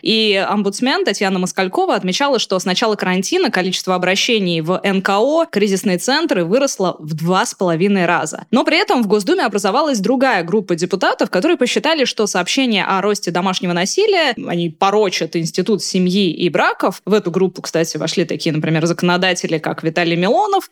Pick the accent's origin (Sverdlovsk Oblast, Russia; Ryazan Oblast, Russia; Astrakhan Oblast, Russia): Astrakhan Oblast, Russia; Astrakhan; moved away; я родом из Астрахани